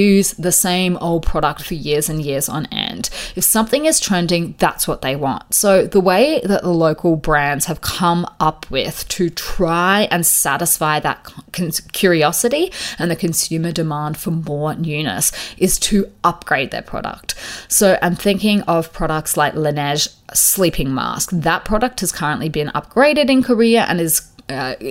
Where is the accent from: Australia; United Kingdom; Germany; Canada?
Australia; where I grew up in Australia